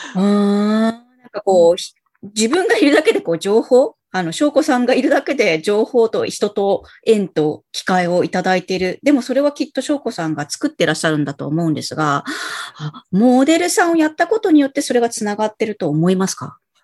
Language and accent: Japanese; Nagoya, Aichi, Japan; 名古屋出身なので